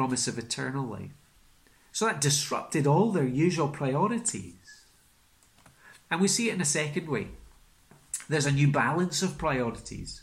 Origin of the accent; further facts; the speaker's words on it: Isle of Skye, Scotland, United Kingdom; moved away; I'm from Skye, so working in the local supermarket in Portree